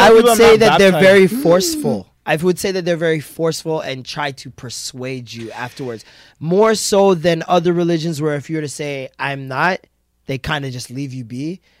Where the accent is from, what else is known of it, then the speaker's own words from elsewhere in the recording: Jamaica; It's very easy for me being Jamaican because Jamaicans are everywhere.